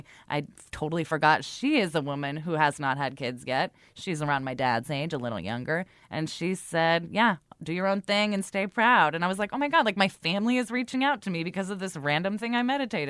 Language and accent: English; United States; Even though we're American